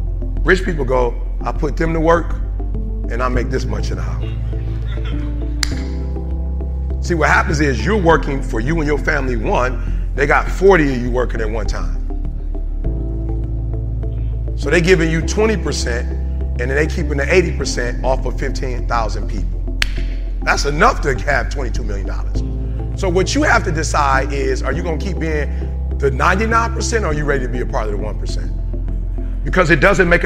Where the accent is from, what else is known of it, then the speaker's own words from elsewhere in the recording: Detroit, Michigan, United States; I'm from Detroit.